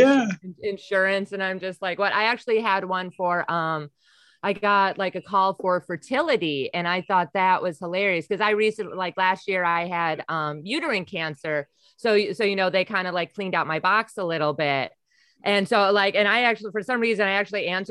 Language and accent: English; Wisconsin, United States; also born or lived in New York City; now in New York, United States; I'm originally from Wisconsin, so I'm used to having space and lots of land.